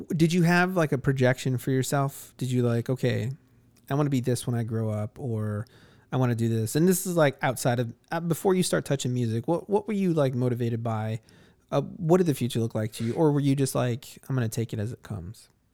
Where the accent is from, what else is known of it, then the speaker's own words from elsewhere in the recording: Chicago, Illinois, United States; I grew up in Chicago, so I've always been surrounded by massive swaths of people